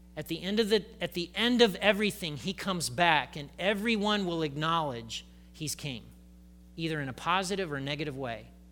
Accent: United States; I'm an American

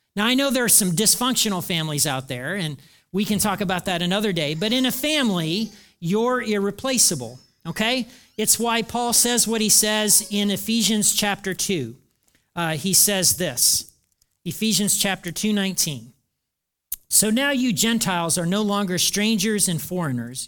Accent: Hartford City, Indiana, United States; moved away; I grew up in Hartford City, Indiana in the nineteen seventies.

